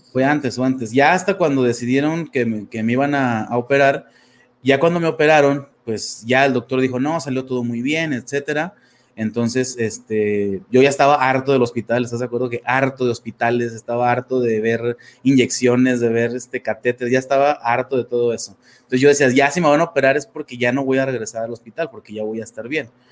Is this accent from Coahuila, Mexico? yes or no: yes; Torreón, Coahuila, Mexico; soy de México, soy de una ciudad que se llama Torreón, este, Coahuila